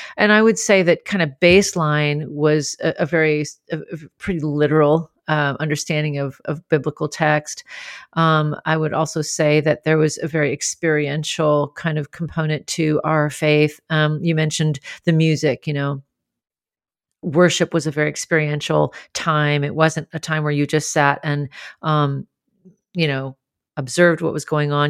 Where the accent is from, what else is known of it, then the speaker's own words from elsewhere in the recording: Grand Forks, North Dakota, United States; I grew up in Grand Forks, North Dakota, where almost everybody was Lutheran and Swedish